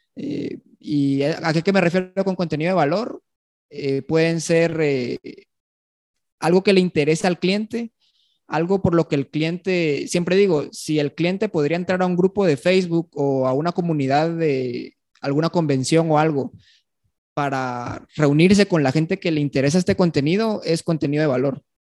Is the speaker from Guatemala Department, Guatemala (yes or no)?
yes; Guatemala City, Guatemala Department, Guatemala; yo nací aquí en Guatemala, en la ciudad